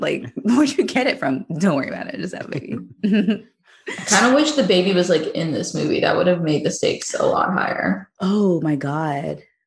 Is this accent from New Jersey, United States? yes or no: no; Jacksonville, Florida, United States; moved away as an adult; I grew up in Jacksonville, so that's basically southern Georgia